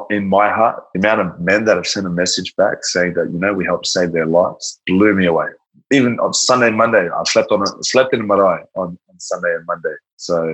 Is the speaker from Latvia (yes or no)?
no; Australia; also born or lived in Brisbane / Gold Coast / Tonga (ancestry); that's Tongan from Australia. I'm an Australian from Tongan descent.